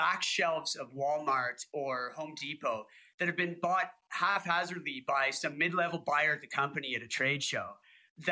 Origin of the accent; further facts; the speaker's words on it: Canada; I'm Canadian. We light a lot of fires. It's freaking cold up here